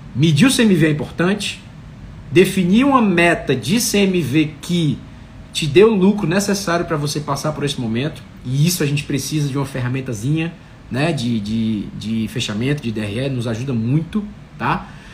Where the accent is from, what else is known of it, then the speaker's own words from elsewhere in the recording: Fortaleza, Ceará, Brazil; Fortaleza, que é da minha terra